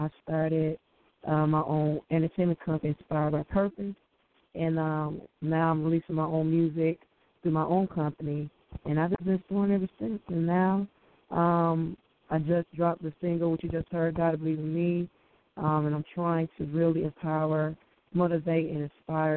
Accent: Chicago, Illinois, United States; I'm from Chicago, born and raised here in Chicago

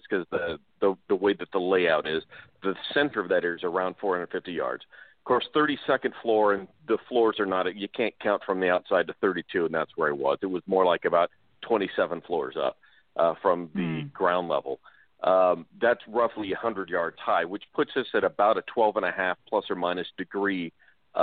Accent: Las Vegas, Nevada, United States; now in Pahrump, United States; I grew up in Las Vegas, but I live about an hour out in Pahrump.

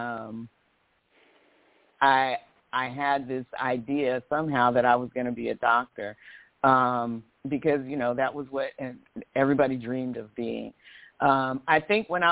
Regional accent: Southern California, United States; also born or lived in Pine Bluff, Arkansas / Santa Barbara, California; I was raised in primarily Southern California, Central California. I live in Oakland now

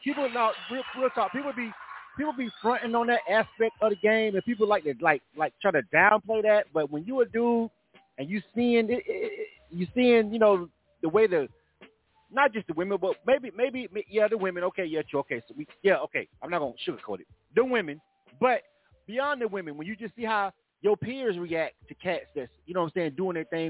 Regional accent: the South, United States; I'm from the South.

